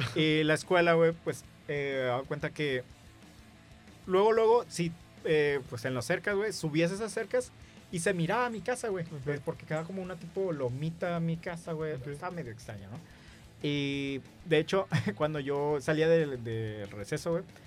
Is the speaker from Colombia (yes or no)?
no; Tijuana, Baja California, Mexico; por aquí en Tijuana, nosotros somos de Tijuana